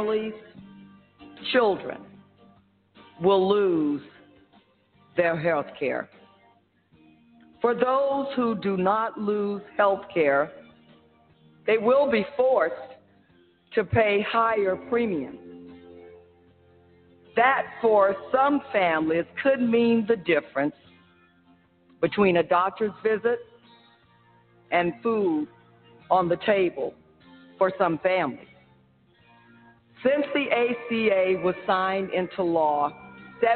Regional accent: Florida, United States; my home state of Florida

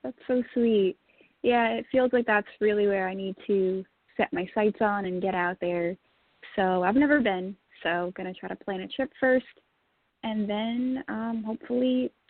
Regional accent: Venezuela; English is a second language; moved away as an adult; also born or lived in Tennessee / Hollywood; now in United States; I'm originally from Venezuela. I came here in 2011 to go to MI, Musicians Institute in Hollywood.

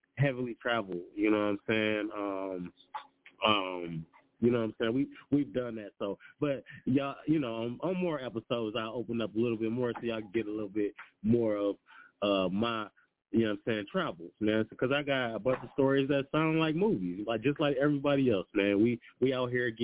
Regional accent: Detroit, Michigan, United States; I'm from Detroit

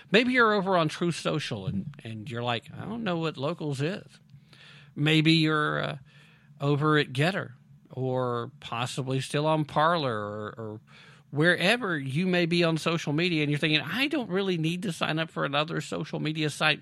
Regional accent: United States; I'm from America

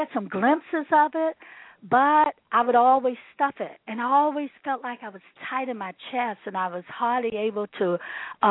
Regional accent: Washington, District of Columbia, United States; I grew up in Washington, D.C., had a pretty happy, healthy growing up experience.

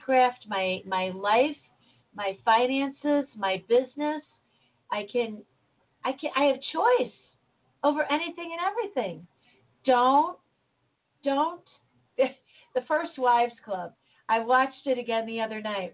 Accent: United States; I am an American. I was born here. I was raised here

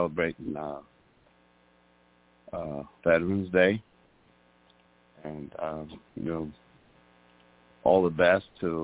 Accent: New York City, New York, United States; I'm from New York City.

